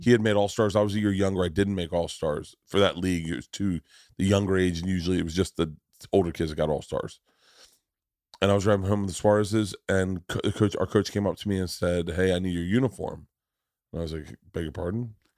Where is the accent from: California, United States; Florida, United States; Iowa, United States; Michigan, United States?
Florida, United States; I grew up in Florida.